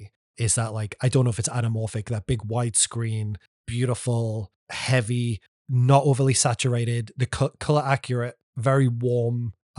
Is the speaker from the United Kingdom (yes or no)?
yes; England, United Kingdom; This is what I know about Burt Reynolds as an Englishman